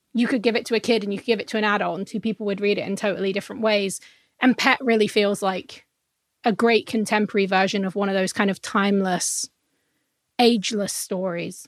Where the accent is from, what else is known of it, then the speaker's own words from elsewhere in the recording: England, United Kingdom; I'm from England